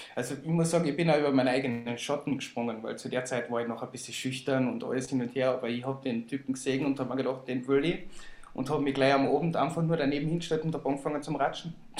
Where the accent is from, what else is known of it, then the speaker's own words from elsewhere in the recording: Villach, Carinthia, Austria; Und außerdem komme ich auch aus Villach